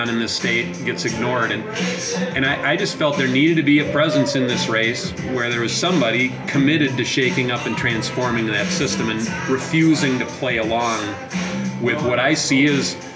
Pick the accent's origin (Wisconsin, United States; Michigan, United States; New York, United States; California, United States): Wisconsin, United States; Clark County; I grew up in Clark County, about halfway between Eau Claire and Wausau, on a family dairy farm.